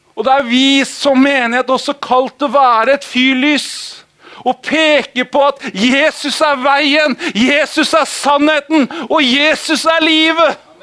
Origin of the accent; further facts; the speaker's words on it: Holmestrand, Vestfold, Norway; Jeg er oppvokst i Holmestrand veldig stor del av året. Eller året. Livet.